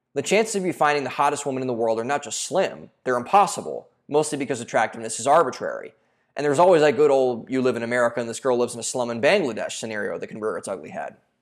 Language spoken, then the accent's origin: English; Cleveland, Ohio, United States; now in Austin, United States; I'm from Cleveland, Ohio, and I saw this all growing up